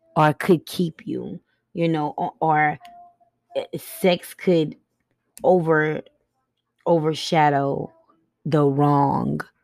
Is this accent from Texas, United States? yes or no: no; Buffalo, New York, United States; I was raised in Buffalo, New York